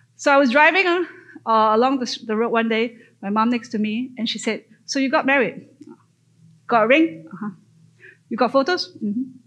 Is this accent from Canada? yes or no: no; Malaysia; moved away as an adult; So I grew up in Malaysia, born and grew up in Malaysia.